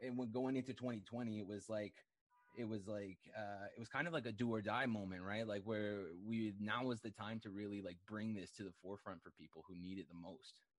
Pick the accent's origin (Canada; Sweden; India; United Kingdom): Canada; I'm a Canadian